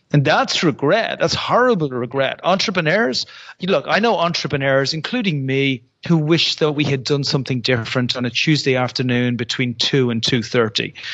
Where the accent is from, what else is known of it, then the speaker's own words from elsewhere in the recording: Ireland; I'm Irish.